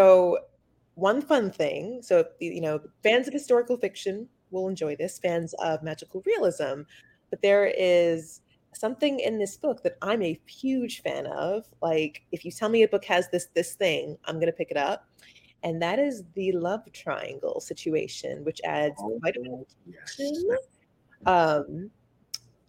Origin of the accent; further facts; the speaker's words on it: Atlanta, Georgia, United States; I grew up in Atlanta